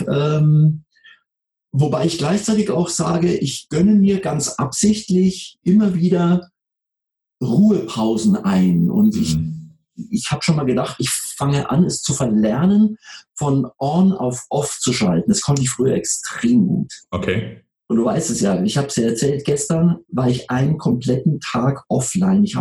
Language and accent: German; Munich, Bavaria, Germany; Ich komme aus dem Süden, ich bin in München geboren und aufgewachsen.